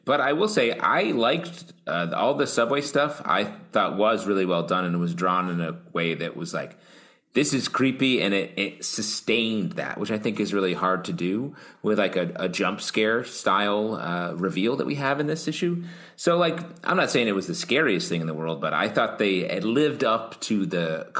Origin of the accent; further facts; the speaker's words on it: New York, United States; As a New Yorker, I found it to be pretty normal.